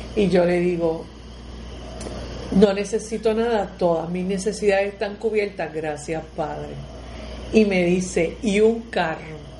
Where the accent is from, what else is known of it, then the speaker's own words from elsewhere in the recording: Puerto Rico; cómo somos los puertorriqueños